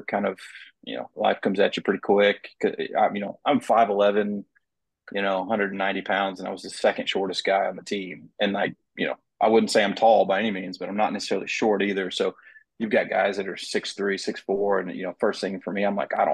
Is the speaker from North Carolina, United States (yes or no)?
no; Van Buren, Arkansas, United States; I was born and raised in Van Buren, so I'm a Hog.